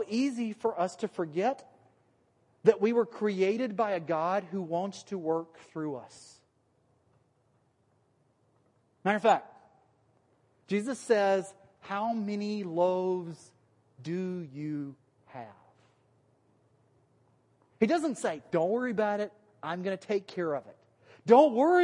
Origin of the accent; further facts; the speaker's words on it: Alabama, United States; accent: Alabama; then my Alabama accent comes out